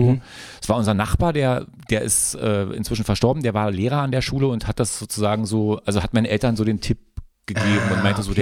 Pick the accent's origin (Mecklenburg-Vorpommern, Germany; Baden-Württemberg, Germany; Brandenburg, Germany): Brandenburg, Germany; Frankfurt; moved away; also born or lived in Berlin; ich bin im Westkreuz groß geworden, Shoutout Frankfurt-Oder Westkreuz